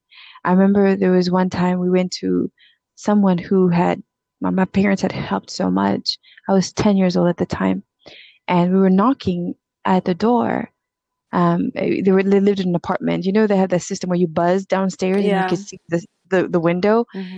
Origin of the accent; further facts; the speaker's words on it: DR Congo; moved away; also born or lived in South Africa; We grew up, I'm originally from Congo, and my dad was very well off.